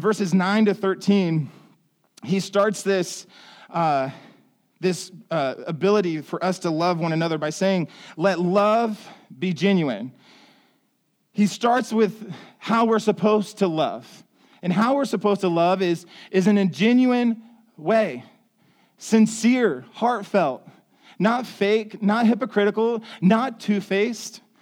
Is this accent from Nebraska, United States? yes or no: no; Ohio, United States; moved away; I come from Ohio